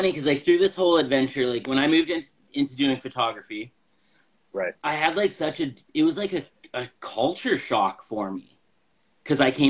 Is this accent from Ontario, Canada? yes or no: no; Moose Jaw, Saskatchewan, Canada; Well, I'm from Moose Jaw.